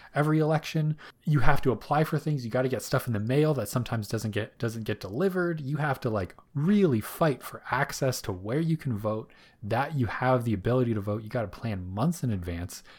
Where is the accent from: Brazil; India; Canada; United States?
Canada; being able to go vote as a Canadian